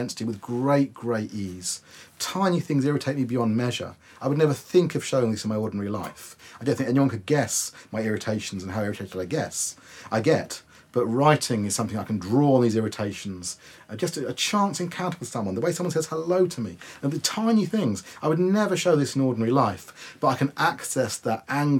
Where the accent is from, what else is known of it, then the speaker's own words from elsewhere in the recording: Wokingham, South East England, United Kingdom; my hometown of Wokingham.